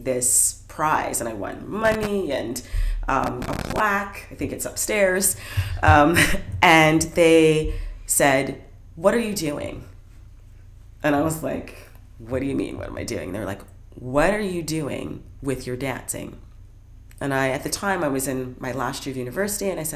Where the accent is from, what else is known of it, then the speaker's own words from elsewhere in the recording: Brantford, Ontario, Canada; I grew up in Brantford, Ontario